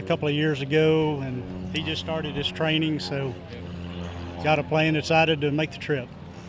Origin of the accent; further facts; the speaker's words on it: Lake George, New York, United States; We're from upstate New York, out of Lake George.